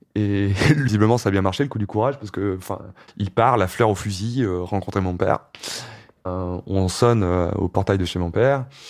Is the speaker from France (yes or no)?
yes; Ardèche, Auvergne-Rhône-Alpes, France; moved away; dans mon bled en Ardèche